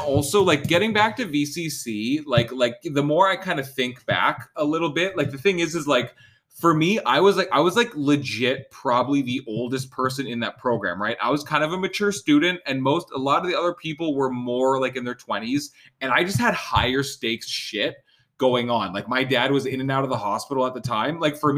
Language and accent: English; Vancouver, British Columbia, Canada; I fucking live 20 minutes from this college. Like, I'm not an international student. I'm not from Ontario. I didn't move fucking anywhere.